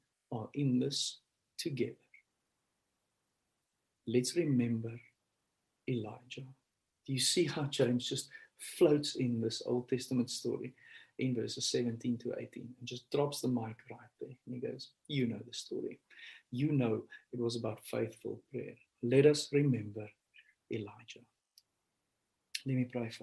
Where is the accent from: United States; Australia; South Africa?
South Africa; I'm from South Africa.